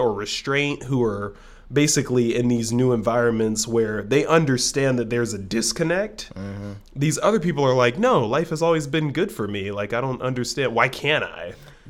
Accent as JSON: {"language": "English", "town": "Orange County", "region": "California", "country": "United States", "said": "I have a black friend and we're both from Orange County"}